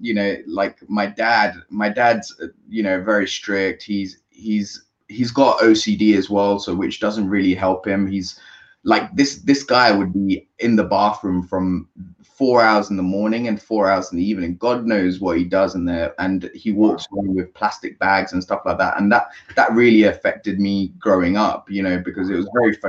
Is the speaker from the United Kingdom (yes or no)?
yes; London, United Kingdom; I was born in London to a small Asian family